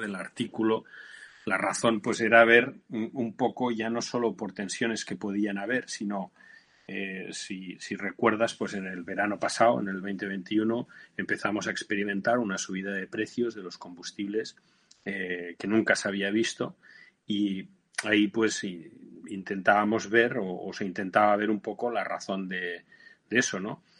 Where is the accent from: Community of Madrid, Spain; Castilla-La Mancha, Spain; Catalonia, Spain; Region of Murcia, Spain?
Catalonia, Spain; Barcelona; moved away as an adult; mi tierra, en Barcelona